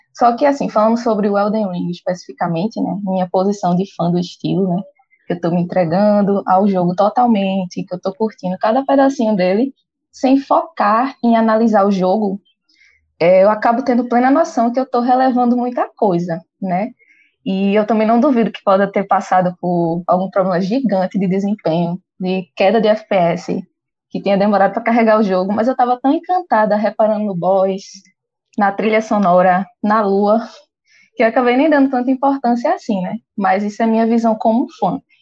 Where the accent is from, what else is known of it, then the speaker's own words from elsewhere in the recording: Pernambuco, Brazil; eu moro em Recife, sou de Pernambuco